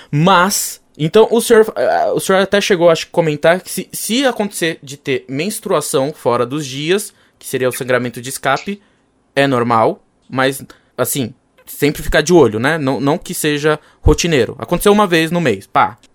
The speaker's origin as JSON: {"language": "Portuguese", "town": "Vitória da Conquista", "region": "Bahia", "country": "Brazil", "said": "eu, eu, eu, sou da Bahia, conquista e aconteceu lá e Aí minha mãe saiu de lá e foi para São Paulo."}